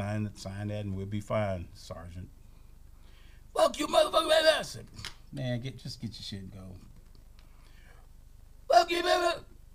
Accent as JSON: {"language": "English", "town": "Kissimmee", "region": "Florida", "country": "United States", "said": "I'm from Kissimmee."}